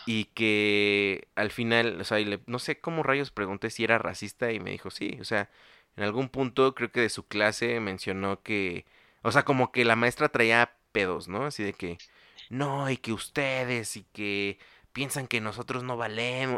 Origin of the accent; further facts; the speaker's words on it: Mexico; como nosotros le decimos aquí en México